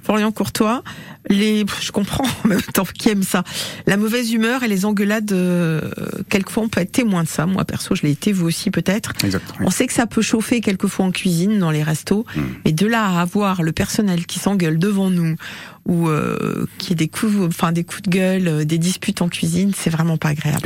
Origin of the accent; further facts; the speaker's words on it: Brittany, France; chez nous en Bretagne